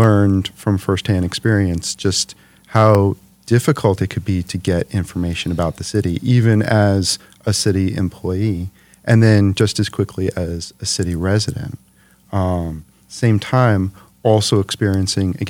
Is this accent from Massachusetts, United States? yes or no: no; New York City, New York, United States; moved away as an adult; now in Detroit, United States; New York City originally, New York City. Brooklyn.